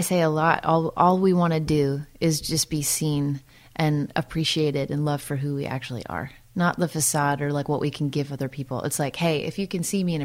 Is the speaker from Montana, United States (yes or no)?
no; Santa Cruz, California, United States; also born or lived in Midwest / East Coast / Los Angeles; now in Nashville, United States; I grew up in Santa Cruz. I lived a couple other places like in the Midwest and the East Coast, and then but out to Santa Cruz before I was 10.